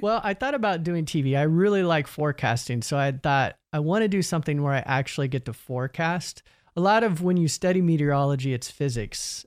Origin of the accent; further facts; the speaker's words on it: Emporia, Kansas, United States; my hometown university, Emporia State University